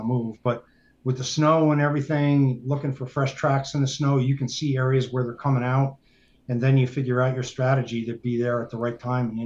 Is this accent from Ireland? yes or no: no; New York, United States; moved away; also born or lived in Colorado; me growing up in New York State